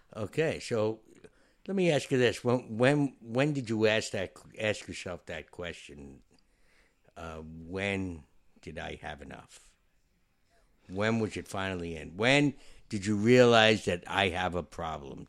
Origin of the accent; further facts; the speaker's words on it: New York, United States; I'm a New Yorker